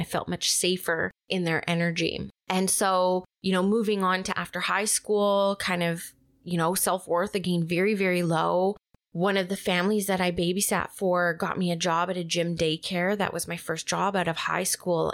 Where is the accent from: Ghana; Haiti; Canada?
Canada; Vancouver, British Columbia; also born or lived in Squamish; I was born and raised in Vancouver.